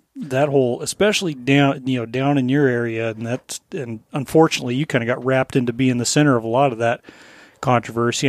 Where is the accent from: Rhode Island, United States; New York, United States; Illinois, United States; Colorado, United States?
Colorado, United States; now in Alaska, United States; growing up in Colorado